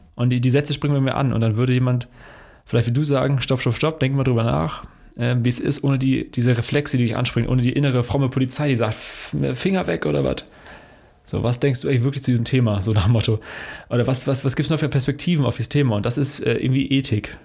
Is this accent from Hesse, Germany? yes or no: yes; Hesse, Germany; now in Hanover, Germany; in unserer hessischen Heimat, wo Max und ich beide herkommen